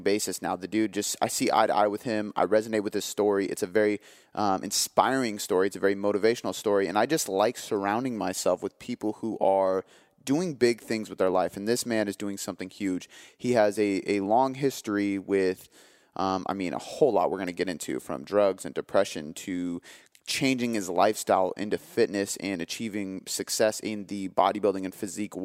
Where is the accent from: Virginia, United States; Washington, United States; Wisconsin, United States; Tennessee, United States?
Washington, United States; Seattle; I am from Seattle